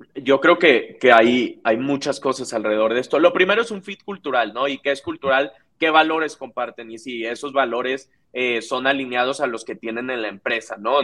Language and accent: Spanish; Monterrey, Nuevo León, Mexico; soy alguien que me considero regio, me, encanta Monterrey, eh, toda mi vida viví ahí